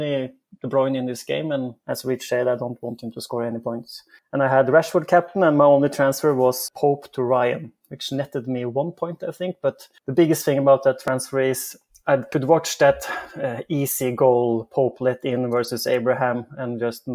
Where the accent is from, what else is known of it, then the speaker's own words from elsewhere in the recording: Norway; I'm from Norway